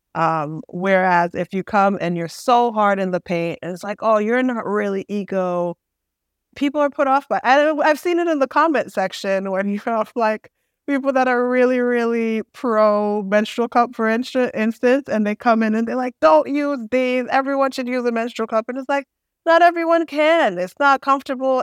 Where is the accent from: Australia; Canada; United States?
United States; Boston, Massachusetts; I'm from Boston.